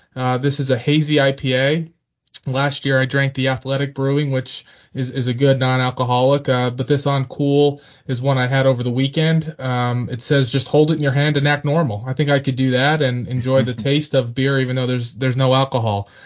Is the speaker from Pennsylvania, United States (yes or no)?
yes; Pennsylvania, United States; now in Richmond, United States; I'm from Pennsylvania